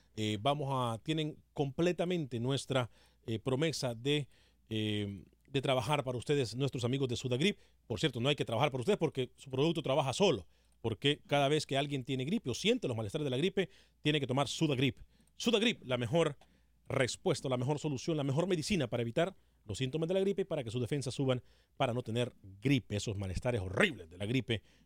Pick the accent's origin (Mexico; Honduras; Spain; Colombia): Honduras; soy de Honduras. Honduras, 100% catracho